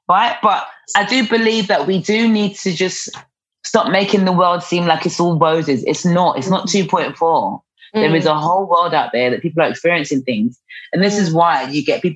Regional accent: London, United Kingdom; growing up in New Cross, being around that kind of environment

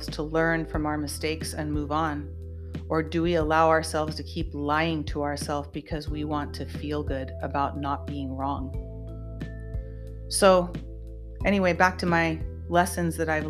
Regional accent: United States; I am an American and I bleed red, white, and blue, and I was born and raised in this country

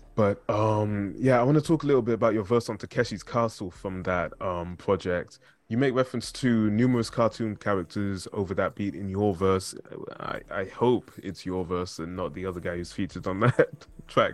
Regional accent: Zimbabwe; I'm from Zimbabwe

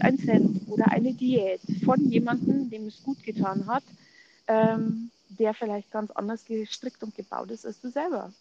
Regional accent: Munich, Bavaria, Germany; Ich komme aus München, bin noch 42 ähm, und lebe mit meiner Familie äh, ja, im Münchner Westen

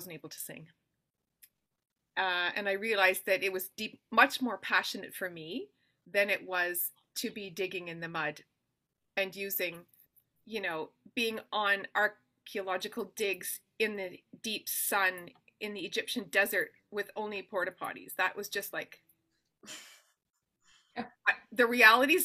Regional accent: Ontario, Canada; also born or lived in Ottawa, Ontario / London, Ontario / Listowel, Ontario / Toronto, Ontario; I was born in Ottawa, Ontario, to two musical parents

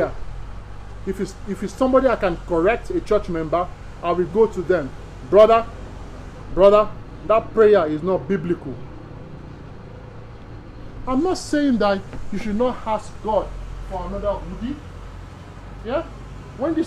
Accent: Nigeria; I'm Nigerian by birth

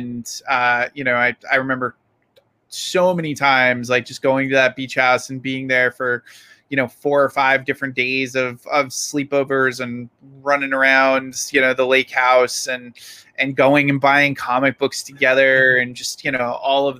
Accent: Rhode Island, United States; moved away as an adult; But we grew up together in Rhode Island.

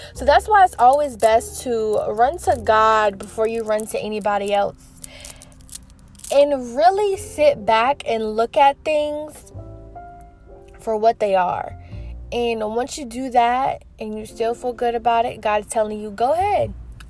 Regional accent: South Carolina, United States; moved away as an adult; now in Georgia, United States; I recently moved states from my hometown in South Carolina, and it was really a big adjustment for me, but I also feel like being here, I'm able to be more of myself because I'm not in my hometown where I grew up at for 21 years

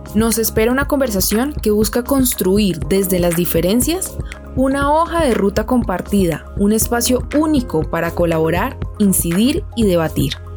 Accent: Colombia; cómo somos los colombianos, qué queremos para nuestro país

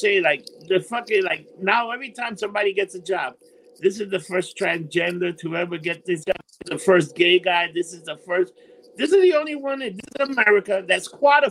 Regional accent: New York, United States; I'm from New York.

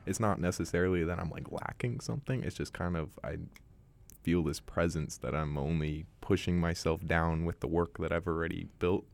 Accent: Bay Area, California, United States; moved away as an adult; now in Vancouver, Canada; I was born and raised in Bay Area, California

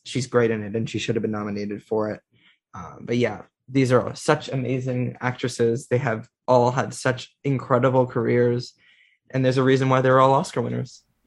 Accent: United States; As an American

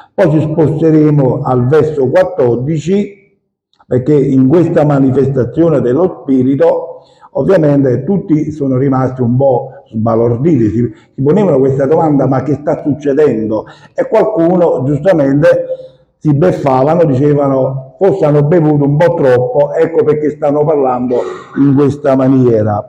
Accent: Maddaloni, Campania, Italy; nel mio paese, perché io sono della provincia di Caserta, Maddaloni

